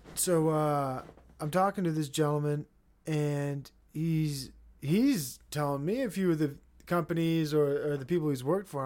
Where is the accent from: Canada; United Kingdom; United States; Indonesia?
United States; as an American